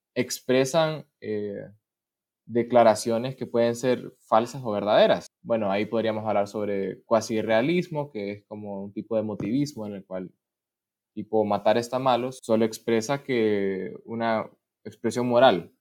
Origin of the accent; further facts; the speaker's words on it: Honduras; moved away as an adult; now in Russia; en Honduras, que pues es mi país natal